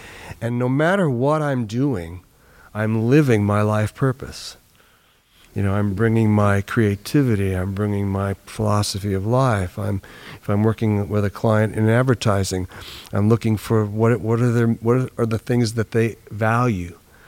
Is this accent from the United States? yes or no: yes; New York, United States; now in California, United States; after I came to California from New York, from the East Coast, as a musician, professional musician